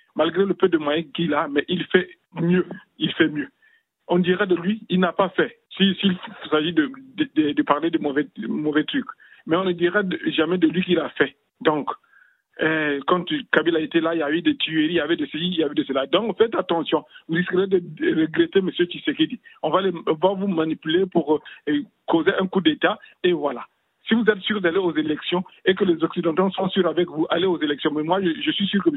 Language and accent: French; Republic of the Congo; also born or lived in Cameroon; je suis du Congo-Brazzaville